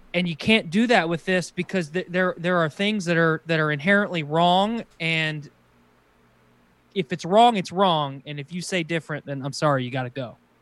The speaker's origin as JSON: {"language": "English", "country": "United States", "said": "as an American"}